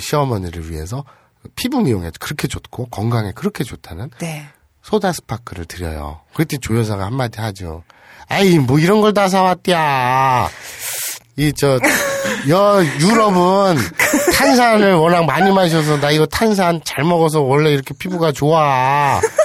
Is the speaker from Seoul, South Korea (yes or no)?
no; Gyeongsang / North Gyeongsang, South Korea; 그쪽에서 태어났으니까 저도. 태어났을 때부터